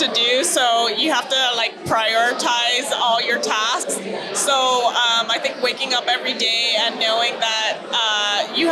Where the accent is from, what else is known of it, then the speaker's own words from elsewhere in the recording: Montreal, Quebec, Canada; moved away; Um, I'm originally from Montreal